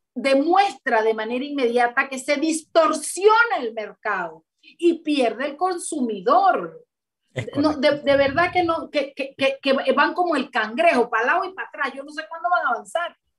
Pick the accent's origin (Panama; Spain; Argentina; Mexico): Panama; Chiriquí; los chiricanos nos quedamos por fuera, hermana, porque no somos panameños